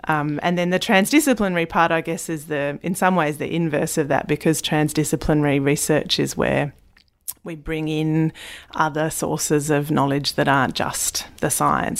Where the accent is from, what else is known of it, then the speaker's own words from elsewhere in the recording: Tasmania, Australia; growing up in Tasmania, spending so much time in the bush and on and under the water